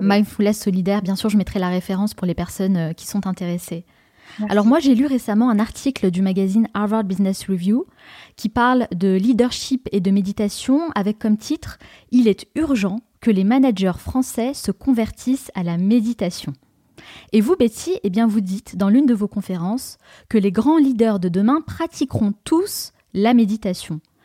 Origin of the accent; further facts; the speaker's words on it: France; en tant que Français